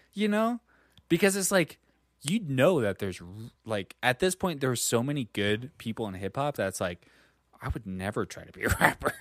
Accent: New York, United States; I'm from New York

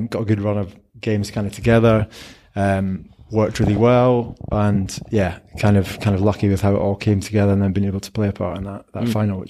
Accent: Scotland, United Kingdom; I as a Scottish rugby fan, I'm just kind of a bit disappointed and frustrated about how it's all played out.

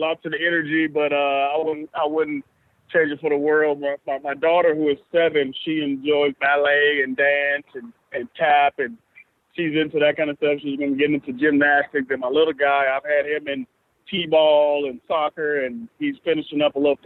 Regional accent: Atlanta, Georgia, United States; I'm from Atlanta.

